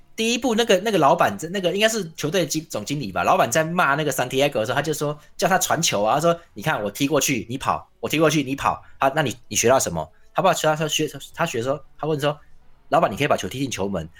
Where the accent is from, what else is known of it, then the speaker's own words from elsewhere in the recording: Tainan, Taiwan; 我们台南人